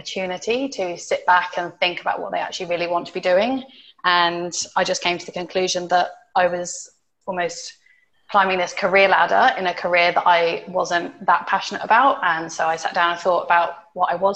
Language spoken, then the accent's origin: English; United Kingdom; moved away as an adult; also born or lived in United States; now in Dubai, United Arab Emirates; I am from the UK and have lived in Dubai for almost a year now